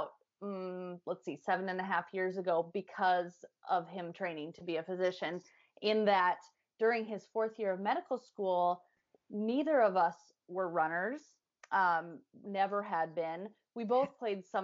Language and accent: English; Midwest, United States; we're all from the Midwest